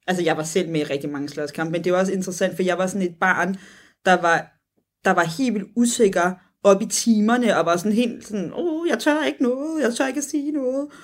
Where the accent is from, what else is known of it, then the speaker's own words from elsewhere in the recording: Copenhagen, Capital Region of Denmark, Denmark; som københavner